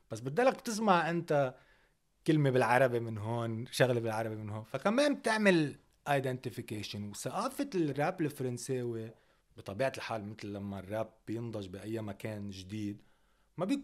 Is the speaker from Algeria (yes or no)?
yes; Algeria; هو هن وقتها مثلا كجزائريه كان موضوع العشرية السوداء